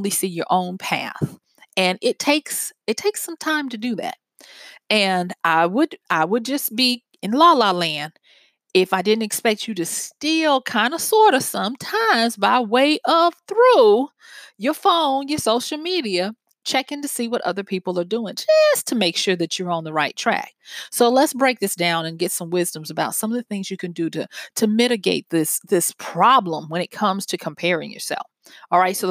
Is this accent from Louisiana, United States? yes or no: yes; Louisiana, United States; it's from my home state. And it's in takes place in the city where I went to college